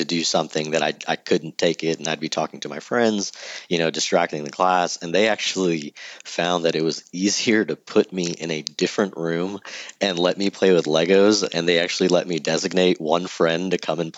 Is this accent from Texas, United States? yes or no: yes; Sugar Land, Texas, United States; also born or lived in College Station, Texas; I'm born and raised Houston. I actually grew up on the southwest part of town called Sugarland